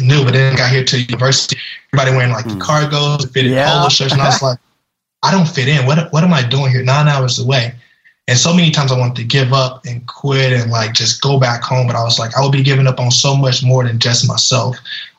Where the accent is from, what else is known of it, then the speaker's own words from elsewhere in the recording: Louisiana, United States; I grew up in Louisiana